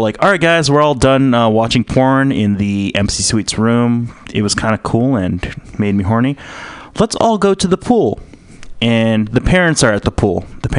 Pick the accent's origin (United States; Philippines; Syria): Philippines; I'm a Filipino.